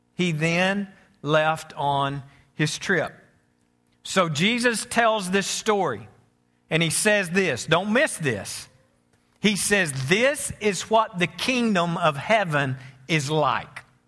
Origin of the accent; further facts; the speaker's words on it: United States; I'm American